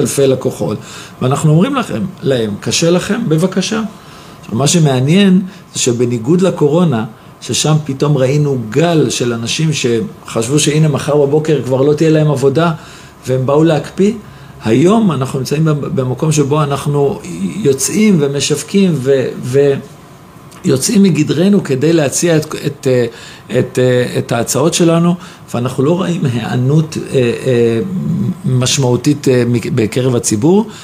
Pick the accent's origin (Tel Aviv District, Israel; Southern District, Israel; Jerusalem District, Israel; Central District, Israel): Jerusalem District, Israel; Jerusalem; אני ירושלמי במקור